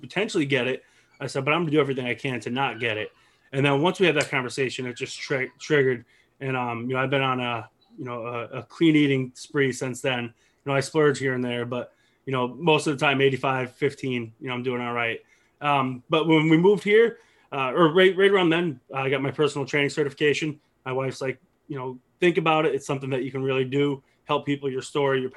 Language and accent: English; Pennsylvania, United States; moved away as an adult; now in Myrtle Beach, United States; I'm from Pennsylvania, moved here in 2014 with my wife